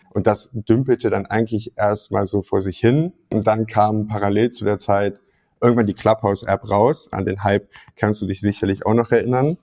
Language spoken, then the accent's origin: German; Mönchengladbach, North Rhine-Westphalia, Germany; moved away as an adult; also born or lived in Münster; bin in Gladbach groß geworden und habe da 2018 Abitur gemacht